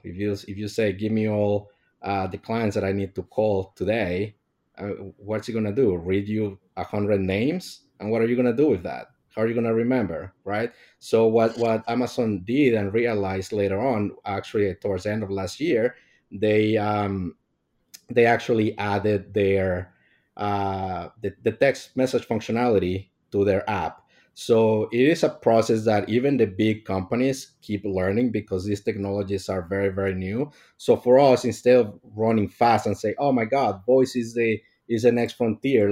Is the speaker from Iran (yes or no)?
no; Mexico; moved away; I'm from Mexico